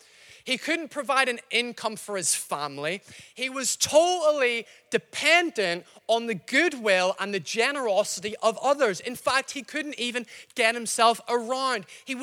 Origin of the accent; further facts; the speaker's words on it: Northern Ireland, United Kingdom; accent: mixed, slightly Scottish; I'm not from Glasgow. I know I sound slightly Scottish. My accent's mixed up. I've been here a while. I'm from Northern Ireland.